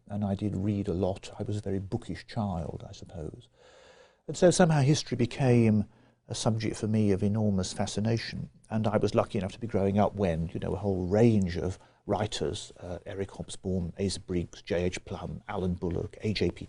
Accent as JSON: {"language": "English", "town": "Birmingham", "region": "West Midlands", "country": "United Kingdom", "tie": "born or raised there", "said": "I grew up in Birmingham. I was born in 1950 and on the western side of Birmingham."}